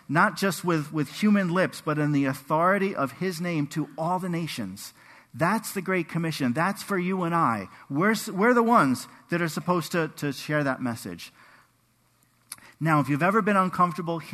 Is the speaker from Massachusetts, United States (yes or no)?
no; New York, United States; We grew up in New York